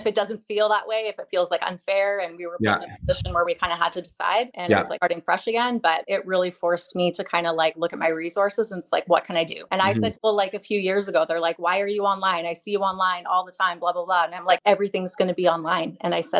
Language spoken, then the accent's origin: English; Salmon Arm, British Columbia, Canada; also born or lived in Barrhead, Alberta; I grew up in Salmoner in British Columbia.